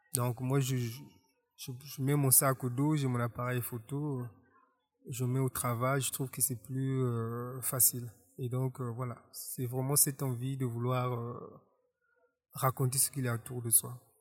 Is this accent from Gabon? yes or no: no; Republic of the Congo; Je suis né en Kaï, ici en République du Congo, en 1976